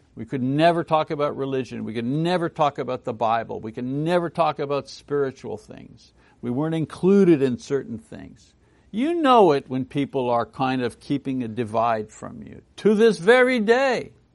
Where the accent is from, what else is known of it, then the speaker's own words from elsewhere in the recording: Montreal, Quebec, Canada; Montreal, my hometown in French Canada.